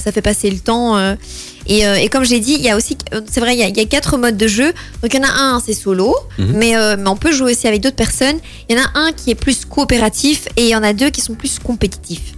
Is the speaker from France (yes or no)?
no; Belgium; on est belge